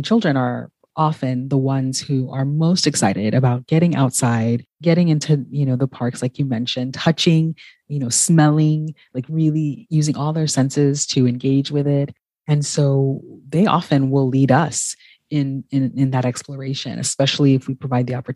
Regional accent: California, United States; when I was growing up in California

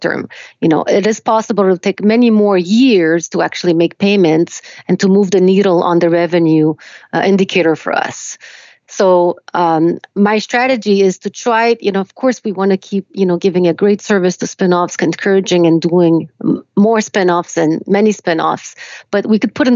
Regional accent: Quebec, Canada; English is a second language; also born or lived in Romania; I was born in Romania. I came to Canada when I was 4

